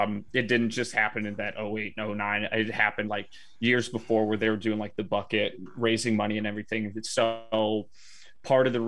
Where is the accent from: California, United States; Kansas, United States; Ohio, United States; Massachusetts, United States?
Ohio, United States; Cleveland; I'm from Cleveland area, so we like the shitty teams over in this area.